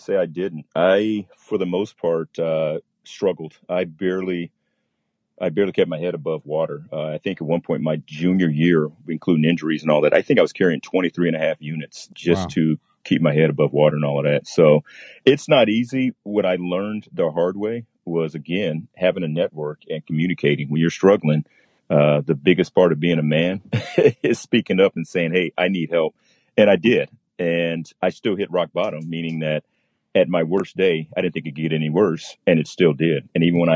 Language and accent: English; Sacramento, California, United States; also born or lived in Stockton, California; got transferred up to Sacramento. I was pretty much raised. I call that my home